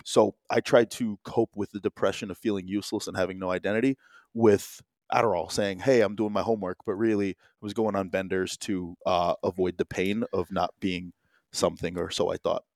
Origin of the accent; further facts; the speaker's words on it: New Jersey, United States; also born or lived in Chicago; I was born in Chicago, but, uh, uh, Jersey boy for the most part.